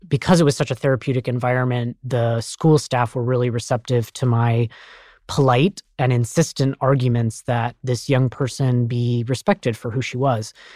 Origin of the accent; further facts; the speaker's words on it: Colorado Springs, Colorado, United States; I'm actually from Colorado Springs, Colorado